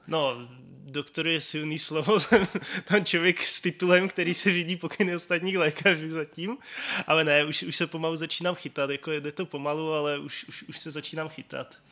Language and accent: Czech; České Budějovice, South Bohemian Region, Czechia; moved away as an adult; now in Brno, Czech Republic; Já pocházím z Českých Budějovic. Tam bych chtěl žít každý, tak jsem se přestěhoval do Brna.